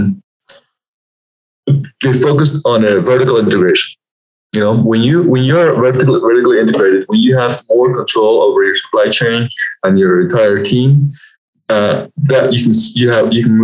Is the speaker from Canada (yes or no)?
no; Peru; also born or lived in Lima, Peru / United States; now in Denver, United States; So I was born and raised in Peru. I was born in this little village up at 10,000 feet up in the Andes Mountains